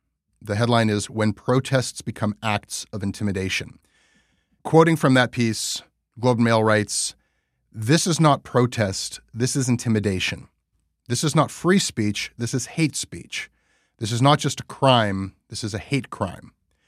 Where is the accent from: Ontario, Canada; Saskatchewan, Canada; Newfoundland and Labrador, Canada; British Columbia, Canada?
Ontario, Canada; Toronto; this is about 40 seconds from where I grew up in Armour Heights. It's a Jewish neighborhood.